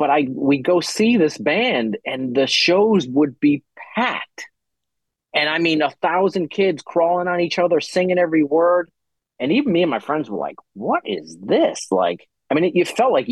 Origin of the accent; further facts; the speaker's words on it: Rhode Island, United States; moved away; I grew up in Rhode Island